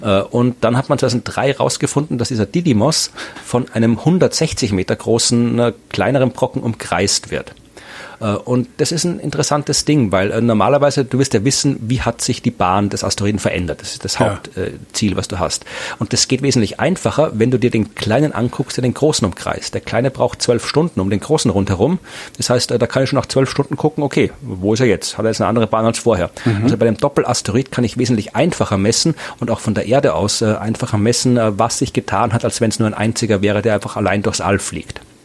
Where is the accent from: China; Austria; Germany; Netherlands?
Austria; Krems, Lower Austria; in Krems, meiner Heimatstadt